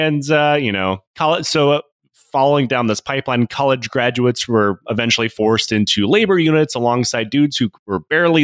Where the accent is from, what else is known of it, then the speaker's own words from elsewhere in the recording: Michigan, United States; I'm originally from Michigan